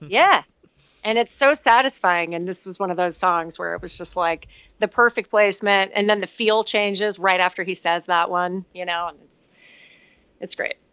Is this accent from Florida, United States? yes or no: yes; Miami, Florida, United States; I'm from Miami